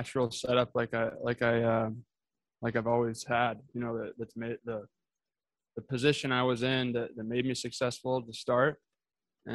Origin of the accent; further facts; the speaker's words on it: California, United States; I guess the state of California